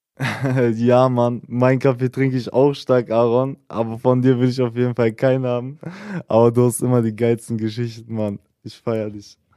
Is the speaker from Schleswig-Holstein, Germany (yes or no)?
no; Salzgitter, Lower Saxony, Germany; bei uns in Salzgitter-Lebenstedt